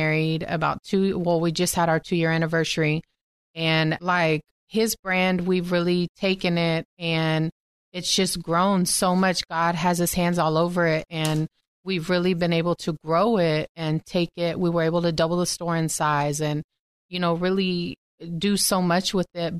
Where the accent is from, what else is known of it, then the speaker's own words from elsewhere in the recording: Texas, United States; born and raised in Texas